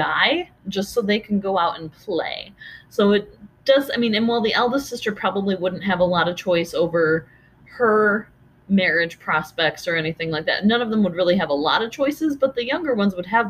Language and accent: English; United States; being American